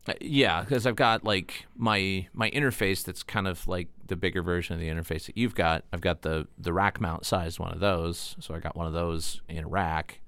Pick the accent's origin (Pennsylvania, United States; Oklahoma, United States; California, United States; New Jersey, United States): Pennsylvania, United States; Titusville; also born or lived in Pleasantville, Pennsylvania; now in Erie, United States; I was born in Titusville, and we lived, we lived in Titusville and then in Pleasantville until I was, like, nine